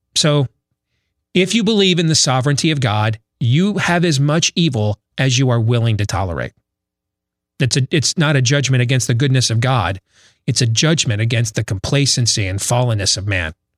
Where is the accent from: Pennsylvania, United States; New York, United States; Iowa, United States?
Iowa, United States; my home state